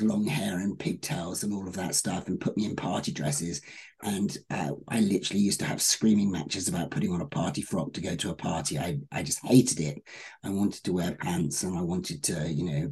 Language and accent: English; United Kingdom; now in Los Angeles, United States; As a Brit